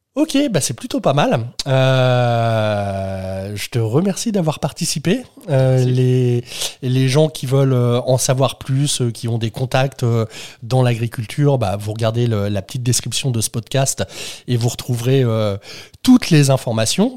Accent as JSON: {"language": "French", "region": "Normandy", "country": "France", "said": "moi, je viens de Normandie"}